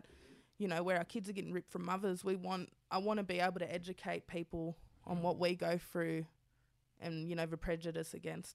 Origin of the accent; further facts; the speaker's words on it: Sydney, New South Wales, Australia; we grew up in Sydney